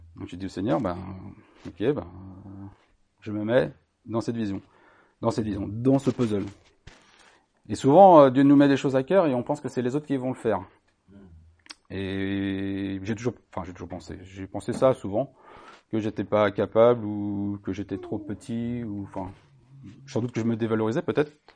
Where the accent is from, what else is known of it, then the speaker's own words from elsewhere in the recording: Brittany, France; je suis né en Bretagne. J'ai 50 ans et je connais bien la Bretagne et les Bretons